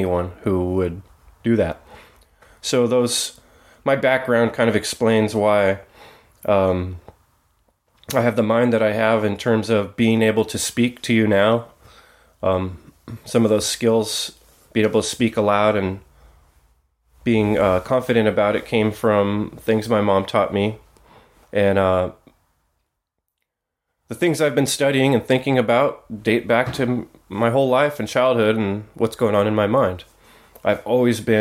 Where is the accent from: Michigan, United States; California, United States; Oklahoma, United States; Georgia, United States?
California, United States; San Jose; I grew up in the Bay Area in a strange HUD project in a bad neighborhood in the East San Jose foothills